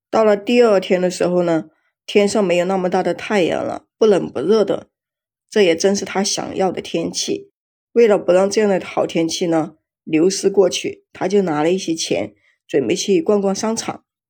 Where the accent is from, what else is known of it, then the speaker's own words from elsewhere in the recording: Jiangxi, China; 最近我们江西这边吧，天天都是下雨